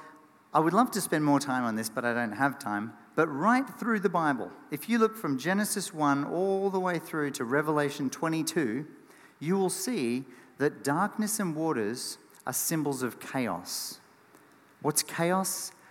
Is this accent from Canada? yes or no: no; Australia; as an Aussie kid.